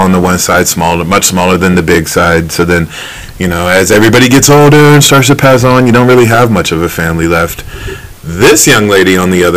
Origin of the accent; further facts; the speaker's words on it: Maryland, United States; I grew up in Maryland